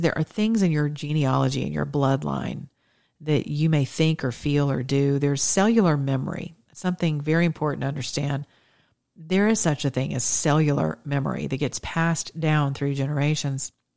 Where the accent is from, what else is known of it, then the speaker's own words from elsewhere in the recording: United States; we're Greeks or we're Americans